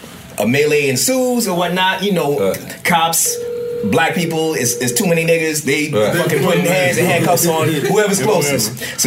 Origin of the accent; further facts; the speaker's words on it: Trinidad & Tobago; also born or lived in Venezuela; I'm Trinidadian and Venezuelan.